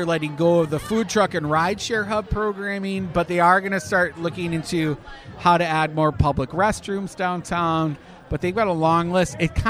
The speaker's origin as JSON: {"language": "English", "country": "Canada", "moved": "yes", "lives_now": "Florida, United States", "said": "As a Canadian."}